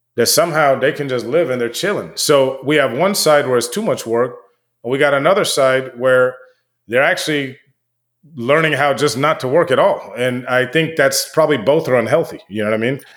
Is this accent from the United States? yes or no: yes; United States